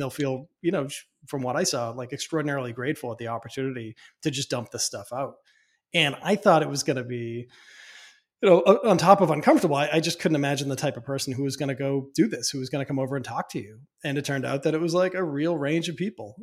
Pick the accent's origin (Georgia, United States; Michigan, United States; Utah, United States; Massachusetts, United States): Massachusetts, United States; Boston; I come from Boston. I come from mm-hmm. very chatty people